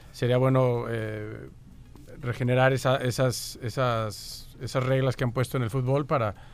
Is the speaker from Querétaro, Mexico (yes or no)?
yes; Querétaro, Mexico; ahí nací en Querétaro